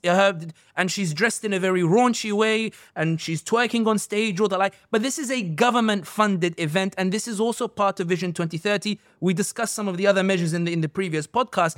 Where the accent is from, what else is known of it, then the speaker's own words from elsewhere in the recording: London, United Kingdom; somebody born and raised in London